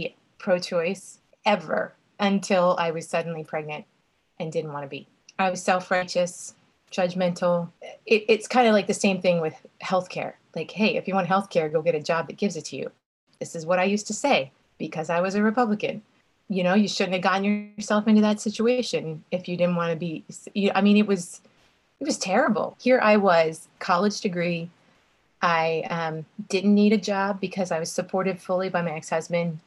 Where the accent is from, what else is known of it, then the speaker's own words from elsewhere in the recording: Texas, United States; moved away as an adult; also born or lived in Annapolis, Maryland / Charleston; I am from Texas originally